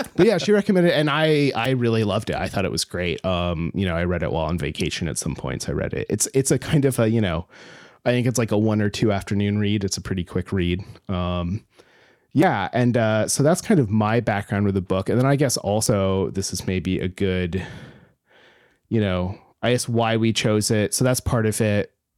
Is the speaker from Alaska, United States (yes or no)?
yes; Alaska, United States; I grew up in Alaska